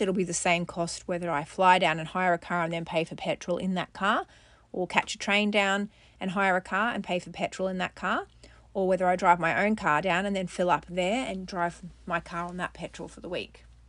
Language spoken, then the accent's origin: English; Australia; I'm an Australian mum to four children